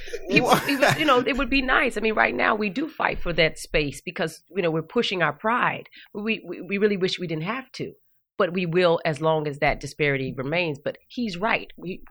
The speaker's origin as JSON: {"language": "English", "town": "Flagstaff", "region": "Arizona", "country": "United States", "tie": "born or raised there", "also_born_or_lived": "Winslow, Arizona"}